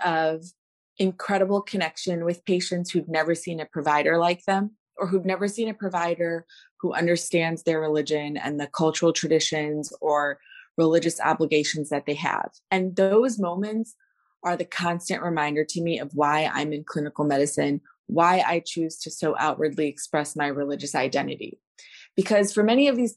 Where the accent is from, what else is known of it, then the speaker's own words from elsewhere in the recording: Chicago, Illinois, United States; I am the most Chicago born, bred and raised person you can come around